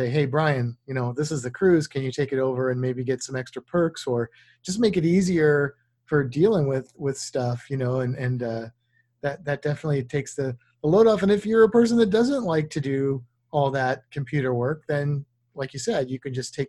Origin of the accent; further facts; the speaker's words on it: Missouri, United States; moved away; also born or lived in Florida; I grew up in Missouri